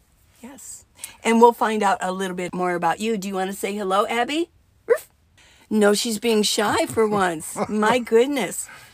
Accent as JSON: {"language": "English", "region": "Arizona", "country": "United States", "said": "Interesting. I'm from Arizona, and I love it out here. I mean, I'm used to seeing the mountains, but it's especially beautiful out here."}